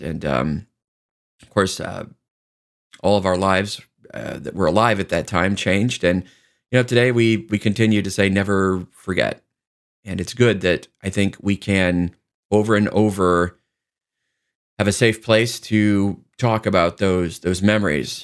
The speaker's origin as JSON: {"language": "English", "country": "United States", "said": "we are strong enough as Americans"}